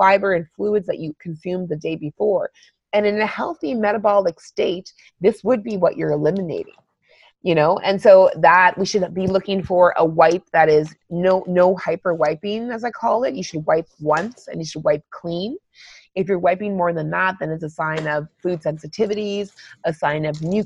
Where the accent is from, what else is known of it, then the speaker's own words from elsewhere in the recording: Northern Ontario, Canada; I grew up in Northern Ontario